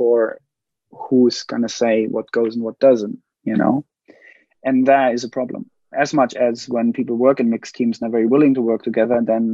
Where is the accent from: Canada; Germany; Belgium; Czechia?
Germany; now in United Kingdom; I'm from Germany. I live in the UK.